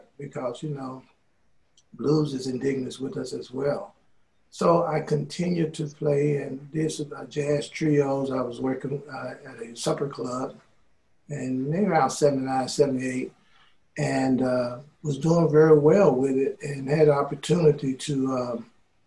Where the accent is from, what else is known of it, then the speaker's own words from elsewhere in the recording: Jackson, Mississippi, United States; I'm from Jackson, Mississippi.